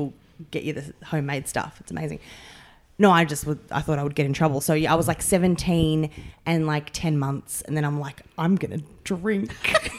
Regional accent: Melbourne, Victoria, Australia; I grew up in the western suburbs.

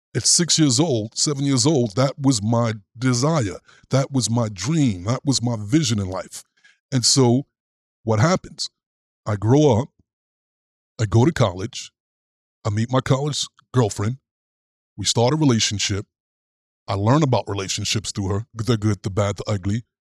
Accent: New York City, New York, United States; As a kid growing up in Brooklyn

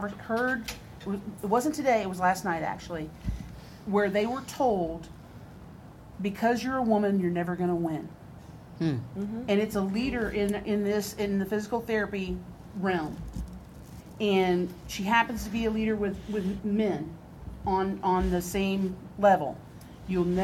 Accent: Jacksonville, Florida, United States; I grew up in Jacksonville, Florida.

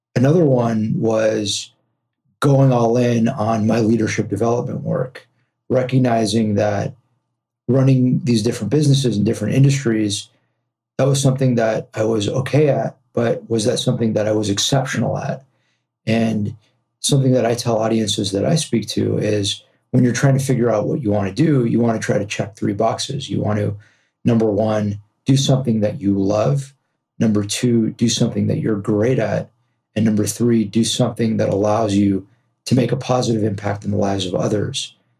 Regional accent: Los Angeles, California, United States; also born or lived in New York; I'm from Los Angeles, born and raised here

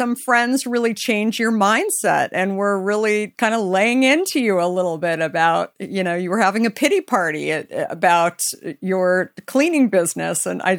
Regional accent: Arizona, United States; I'm from Arizona as well

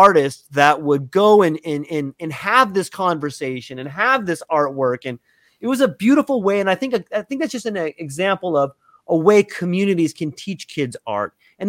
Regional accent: Cardiff, California, United States; moved away; I was born in North San Diego, and there's this little town where it was called Cardiff

